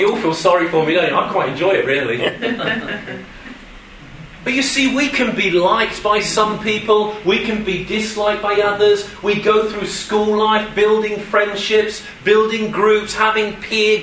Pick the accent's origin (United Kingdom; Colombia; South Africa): United Kingdom; Suffolk, East of England; moved away; I'm sorry I'm English. I'm sorry I come from across the border. But that's not the fullness of my identity with you. Yes, I was born in Suffolk.